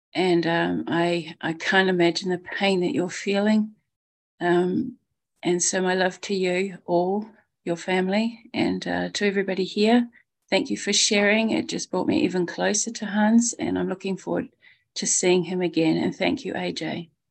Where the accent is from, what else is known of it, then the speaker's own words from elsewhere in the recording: New Zealand; I'm from New Zealand, calling from New Zealand right now